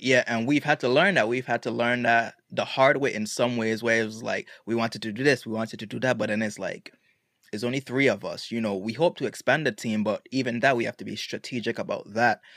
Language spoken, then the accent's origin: English; Road Town, British Virgin Islands; also born or lived in United States; now in Atlanta, United States; I was born here in the States and I spent all my life in Tatola